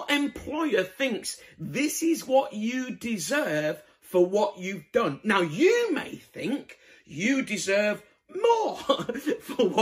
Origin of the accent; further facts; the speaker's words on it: Bradford, Yorkshire and the Humber, United Kingdom; moved away; I'm originally from Bradford